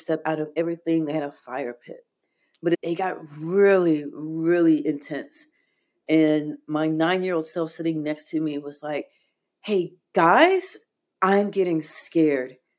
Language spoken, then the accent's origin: English; Chicago, Illinois, United States; I was born in Chicago